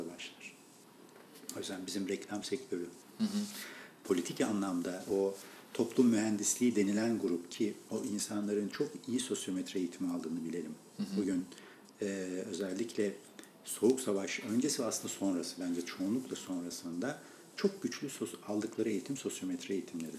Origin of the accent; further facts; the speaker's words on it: Erzincan, Turkey; moved away; ben memleketimden bilirim. Bizim Erzincan'da böyle çok verimli olan bir bölge vardı.